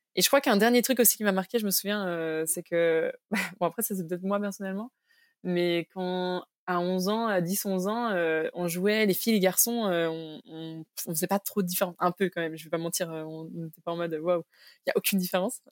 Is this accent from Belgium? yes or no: yes; Belgium; also born or lived in Cambodia / Mexico; toutes ces années d'adolescence qui, je pense, sont cruciales aussi dans notre construction, je les ai passées en Belgique